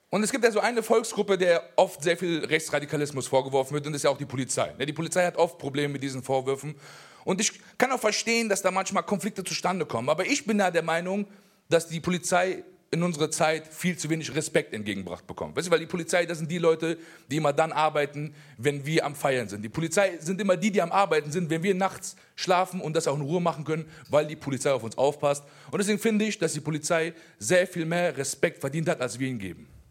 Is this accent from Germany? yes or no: yes; Germany; also born or lived in Afghanistan (ancestry); ich in diesem Land geboren bin, ich bin hier aufgewachsen und ich sehe auch Deutschland als meine Heimat